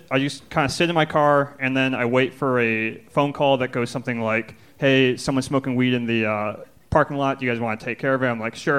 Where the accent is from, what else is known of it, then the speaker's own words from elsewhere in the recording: Minnesota, United States; moved away as an adult; now in Texas, United States; I suppose I'm in Texas now, but I'm originally from Minnesota